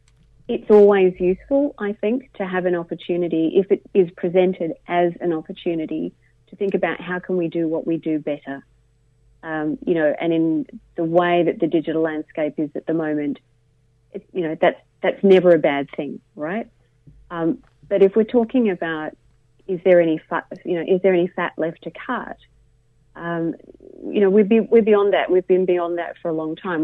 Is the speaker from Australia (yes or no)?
yes; Australia; also born or lived in Mittagong, New South Wales; an Australian